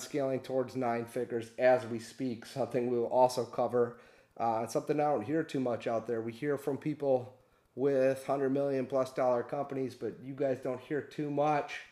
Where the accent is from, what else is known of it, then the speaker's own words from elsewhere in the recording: Michigan, United States; also born or lived in Detroit, Michigan; We're from Michigan. I live in Detroit, Michigan. But we moved all around the state